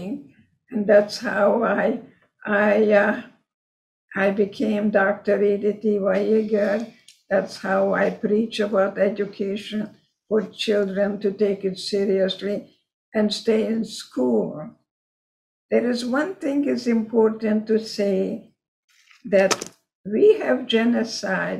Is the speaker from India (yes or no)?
no; Košice, Košice Region, Slovakia; first language Hungarian; English is a second language; moved away as an adult; it was Czechoslovakia at that time, called Košice now, Kassa, Hungary, when I lived there